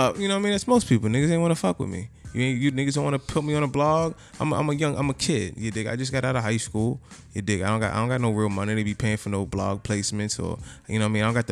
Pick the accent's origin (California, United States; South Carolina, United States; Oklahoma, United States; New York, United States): New York, United States; New York City; I'm coming from Queens.